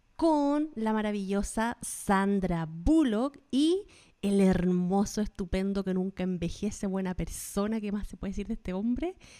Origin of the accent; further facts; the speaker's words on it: Chile; now in United States; las dos somos chilenas viviendo en Estados Unidos